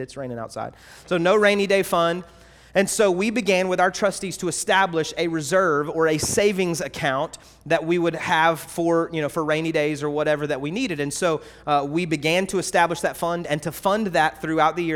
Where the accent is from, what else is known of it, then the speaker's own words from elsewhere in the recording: North Carolina, United States; moved away; also born or lived in Georgia; maybe a North Carolinian, right? That's where I was born